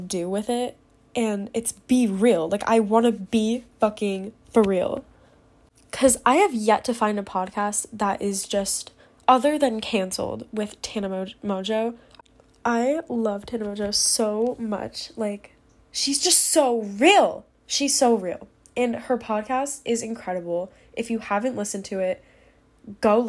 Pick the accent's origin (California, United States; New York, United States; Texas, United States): New York, United States; now in Pennsylvania, United States; I'm 16 and I'm originally from New York, but I live in Pennsylvania.